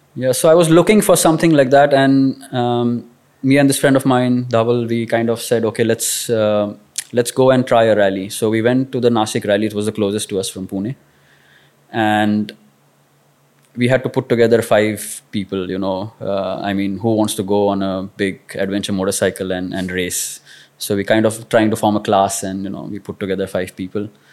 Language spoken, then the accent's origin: English; Kolhapur, Maharashtra, India; growing up in Kolhapur